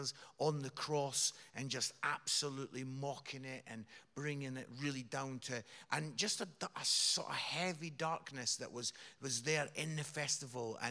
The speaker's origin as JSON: {"language": "English", "town": "Edinburgh", "region": "Scotland", "country": "United Kingdom", "accent": "Scottish", "said": "Scotland. Yeah. Edinburgh. I'm from Edinburgh."}